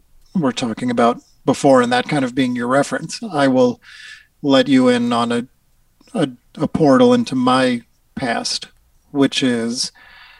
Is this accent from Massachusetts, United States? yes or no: yes; Newton, Massachusetts, United States; I grew up in Newton, Massachusetts